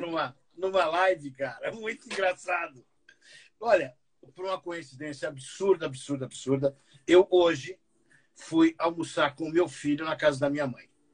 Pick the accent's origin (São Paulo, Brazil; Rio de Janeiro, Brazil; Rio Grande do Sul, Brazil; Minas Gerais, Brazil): São Paulo, Brazil; Eu fui criado no Campo Limpo, na periferia de São Paulo.